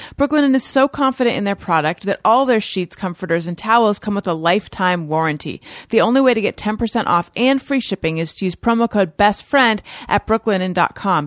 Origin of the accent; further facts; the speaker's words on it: Orange County, California, United States; Orange County, California.